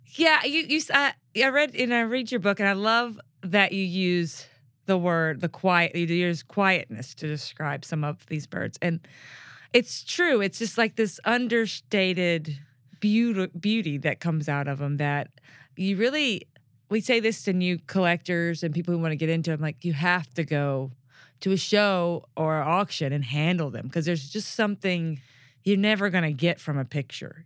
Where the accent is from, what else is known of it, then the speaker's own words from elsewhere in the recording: Mississippi Delta, United States; now in Memphis, United States; I grew up in the Mississippi Delta